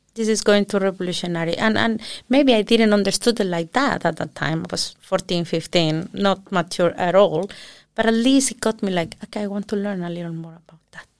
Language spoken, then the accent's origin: English; southern Mexico, Mexico; now in Iceland; I was born in Mexico City, big city, and when I was six years old, uh, we moved back to the south of the country where my parents are from